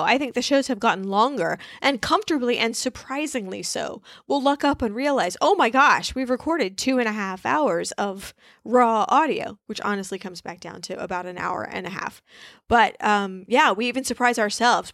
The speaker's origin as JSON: {"language": "English", "town": "Wichita", "region": "Kansas", "country": "United States", "tie": "born or raised there", "also_born_or_lived": "Rhode Island", "said": "I, uh, grew up in Wichita, Kansas"}